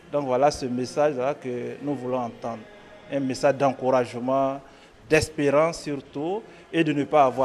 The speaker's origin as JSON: {"language": "French", "country": "Côte d’Ivoire", "said": "Moi je viens de la Côte d'Ivoire"}